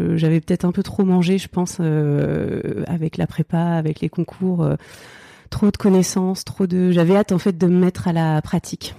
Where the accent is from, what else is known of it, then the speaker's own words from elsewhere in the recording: Oise, near Chantilly, Hauts-de-France, France; also born or lived in Seine-Saint-Denis; now in Île-aux-Moines, France; j'ai grandi dans l'Oise, euh, pas très loin de Chantilly je suis née dans le 93 euh, à la base.